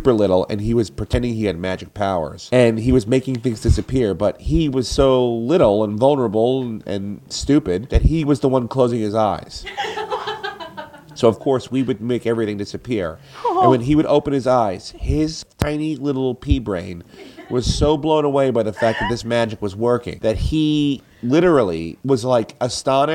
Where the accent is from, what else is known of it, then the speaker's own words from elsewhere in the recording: New York, United States; We grew up in New York